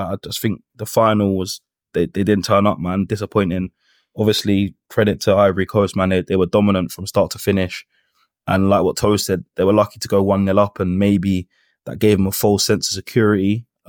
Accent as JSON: {"language": "English", "country": "Jamaica", "said": "Nah, I say that tongue-in-cheek, obviously, being a Jamaican, but nah, I've enjoyed it, man."}